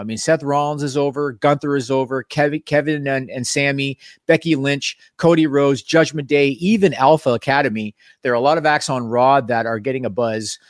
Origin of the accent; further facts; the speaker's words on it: Toronto, Ontario, Canada; Being Canadian and and being from Toronto